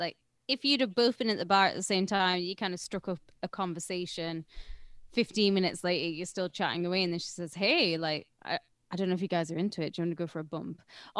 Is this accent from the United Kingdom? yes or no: yes; United Kingdom; I'm fucking British